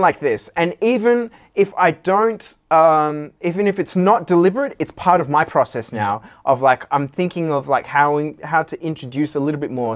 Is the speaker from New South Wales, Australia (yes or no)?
yes; Sydney, New South Wales, Australia; what we had growing up in Sydney, 'cause we're all from Sydney